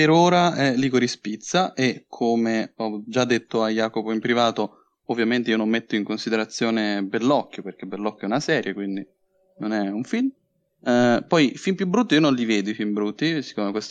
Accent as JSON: {"language": "Italian", "town": "Bologna", "region": "Emilia-Romagna", "country": "Italy", "said": "io sono di Bologna"}